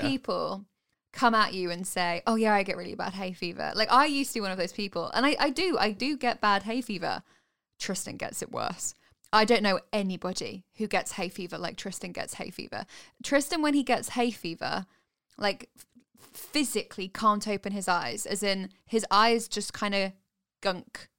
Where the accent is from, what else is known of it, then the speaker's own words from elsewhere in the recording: United Kingdom; we're British